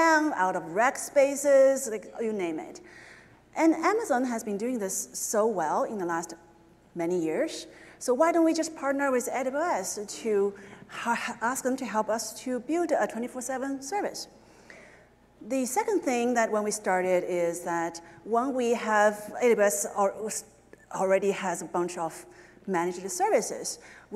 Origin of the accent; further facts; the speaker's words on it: China; moved away; I grew up in China